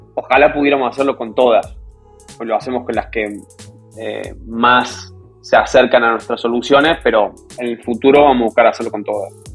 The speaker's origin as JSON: {"language": "Spanish", "region": "Córdoba", "country": "Argentina", "moved": "as an adult", "lives_now": "New York, United States", "said": "soy de Córdoba"}